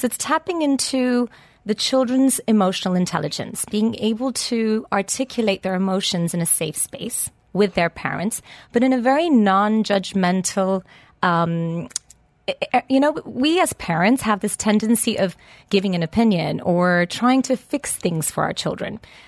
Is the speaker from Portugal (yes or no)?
yes; Lisbon, Portugal; English is a second language; moved away as an adult; now in United Kingdom; I was born and brought up in Lisbon and educated there as well. And then I met a very handsome, charming man that took me to the UK, and that's where I had my three children.